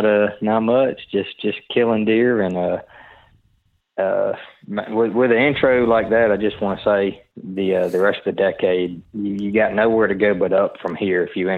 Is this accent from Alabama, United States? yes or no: yes; Alabama, United States; I'm from North Baldwin County, Alabama. I actually work at a university all the way down on the Gulf Coast.